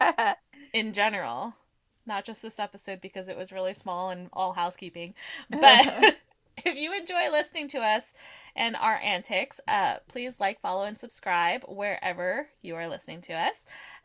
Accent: California, United States; I'm Californian

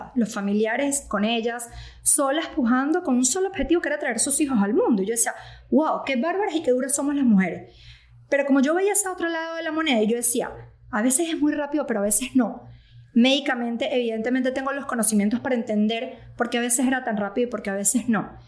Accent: Venezuela; moved away as an adult; also born or lived in Caracas; now in United States; soy venezolana. Este, yo llegué a Estados Unidos más o menos en el 2018

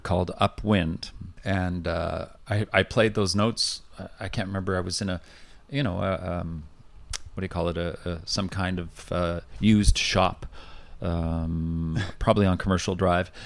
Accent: Vancouver, British Columbia, Canada; also born or lived in New Westminster; I was born and raised in Vancouver

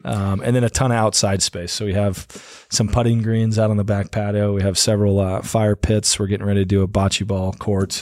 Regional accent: Prescott, Arizona, United States; also born or lived in Corona, California / Missouri; I grew up in Prescott, so my folks are originally from California. They moved here when I was about four

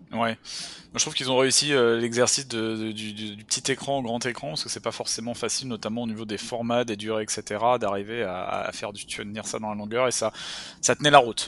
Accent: France; now in Canada; en tant que Français

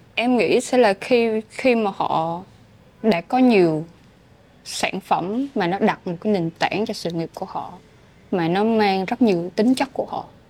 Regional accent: Phan Rang–Tháp Chàm, Ninh Thuận, Vietnam; moved away as an adult; also born or lived in Ho Chi Minh City; quê hương của mình ừ. với Phan trang Ninh Thuận

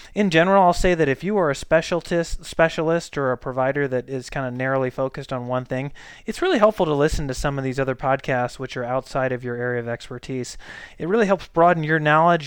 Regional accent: St. Louis, Missouri, United States; moved away as an adult; also born or lived in Colorado; now in Boise, United States; I'm from Saint Louis, Missouri.

